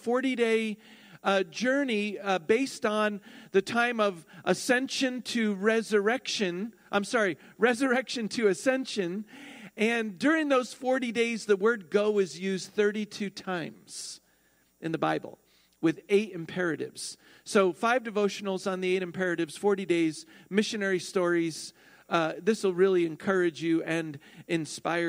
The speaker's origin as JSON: {"language": "English", "region": "New Jersey", "country": "United States", "tie": "born or raised there", "said": "I am New Jersey born and raised"}